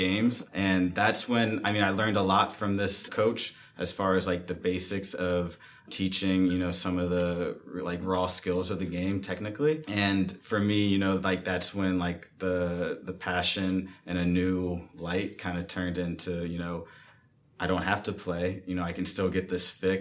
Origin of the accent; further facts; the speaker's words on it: Ohio, United States; moved away as an adult; now in Los Angeles, United States; I'm also from Ohio, too.